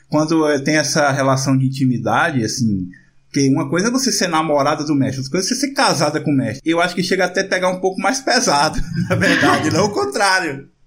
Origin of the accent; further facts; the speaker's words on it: Northeast Region, Brazil; pra gente que é nordestino